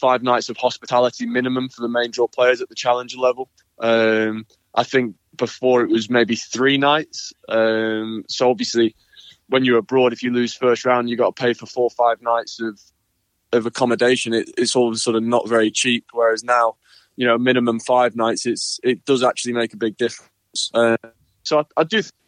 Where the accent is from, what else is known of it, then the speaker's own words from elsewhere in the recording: United Kingdom; as a British player, we didn't have Wimbledon